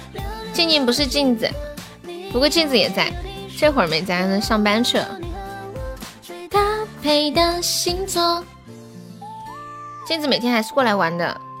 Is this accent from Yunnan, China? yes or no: no; Tianjin, China; 天津的呀，我天津，你哪儿的？